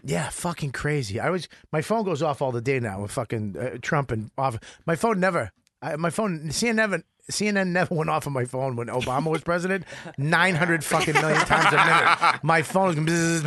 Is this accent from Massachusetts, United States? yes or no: yes; Medford, Massachusetts, United States; I grew up in Medford.